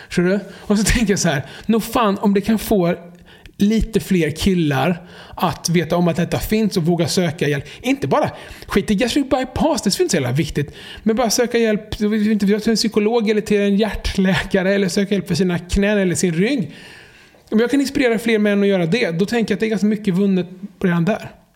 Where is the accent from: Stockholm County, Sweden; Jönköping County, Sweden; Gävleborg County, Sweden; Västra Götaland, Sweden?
Jönköping County, Sweden; Jönköping; när jag växte upp i Jönköping på 90-talet